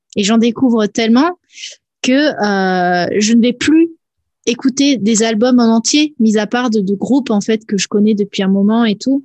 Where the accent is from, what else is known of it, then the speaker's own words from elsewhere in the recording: Nice, Provence-Alpes-Côte d'Azur, France; moved away; à la base, je viens de Nice